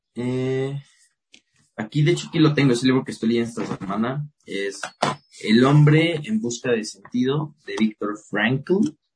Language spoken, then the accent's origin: Spanish; Querétaro, Mexico; Soy de, soy de Querétaro, soy de provincia